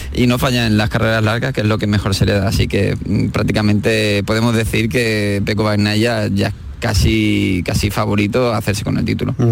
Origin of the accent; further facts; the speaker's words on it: Spain; somos españoles